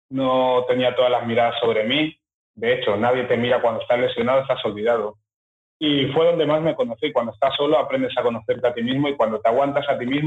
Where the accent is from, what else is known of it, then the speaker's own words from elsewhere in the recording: Fuerteventura, Canary Islands, Spain; also born or lived in Equatorial Guinea / England; yo llegué con 11 meses a España, a las ah. Islas Canarias, Fuerteventura.